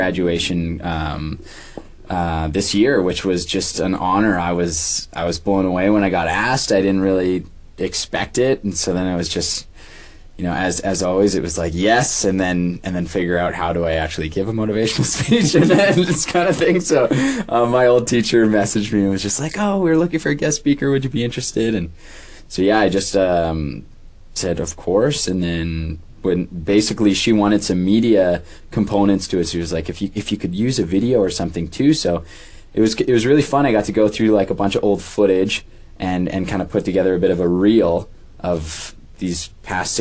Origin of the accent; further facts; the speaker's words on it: Prince Albert, Saskatchewan, Canada; I grew up in Prince Albert, and when I moved to Saskatoon